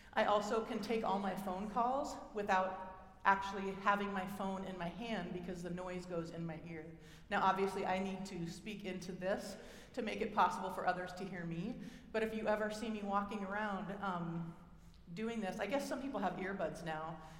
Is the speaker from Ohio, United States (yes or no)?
no; Oregon, United States; accent: Oregonian; my Oregonian, that's where I'm from, than my Oregonian accent